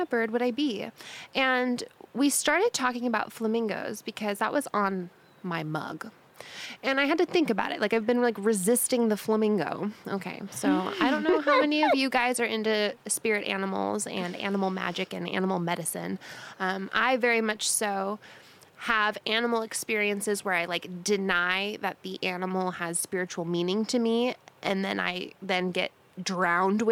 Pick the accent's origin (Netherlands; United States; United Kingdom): United States; San Diego, California; We're from San Diego